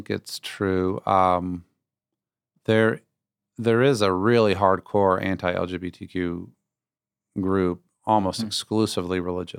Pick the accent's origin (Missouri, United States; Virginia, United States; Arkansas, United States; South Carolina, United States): Virginia, United States; I was raised in Northern Virginia. I went to William & Mary, a great old school.